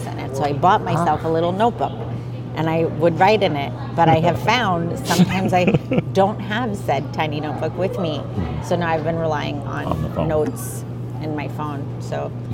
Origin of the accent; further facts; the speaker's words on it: New Jersey, United States; also born or lived in India; I'm Indian, right? I was born there, but I was raised in New Jersey